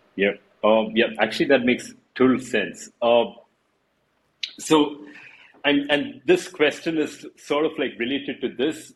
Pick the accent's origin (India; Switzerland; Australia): India; I'm from India.